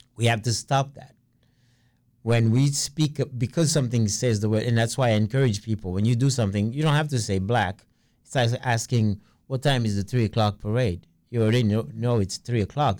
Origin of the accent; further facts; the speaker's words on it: New York City, New York, United States; I'm from Brooklyn